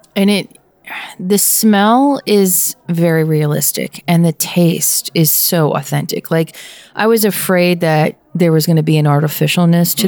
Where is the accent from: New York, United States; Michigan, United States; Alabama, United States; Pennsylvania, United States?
Pennsylvania, United States; my home state is the uniqueness of the east side and the west side